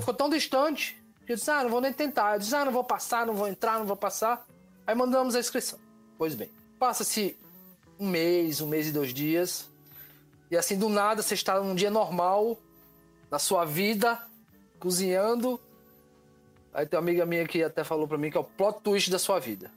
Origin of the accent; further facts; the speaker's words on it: Natal, Rio Grande do Norte, Brazil; sou de Natal, Rio Grande do Norte